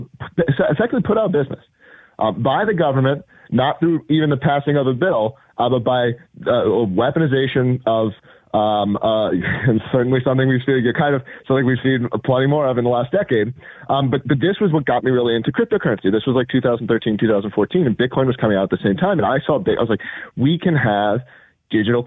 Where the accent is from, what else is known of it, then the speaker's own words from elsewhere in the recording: United States; as an American